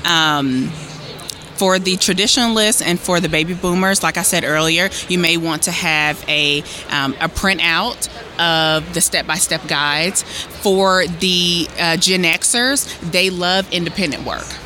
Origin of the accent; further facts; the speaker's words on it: Hickory, North Carolina, United States; moved away as an adult; also born or lived in High Point, North Carolina / Wilmington, North Carolina; now in Columbia, United States; I'm from Hickory, and then I went to undergrad in High Point, and I also lived in Wilmington